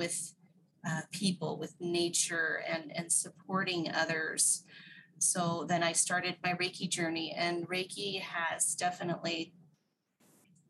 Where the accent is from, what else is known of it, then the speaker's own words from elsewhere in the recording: Whidbey Island, Washington, United States; moved away as an adult; also born or lived in Japan; I grew up Whidbey Island in the Puget Sound area of Washington State in the U.S.